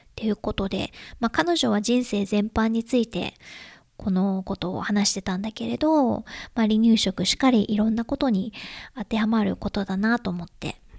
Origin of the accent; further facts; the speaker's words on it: Japan; now in United States; 私は日本人で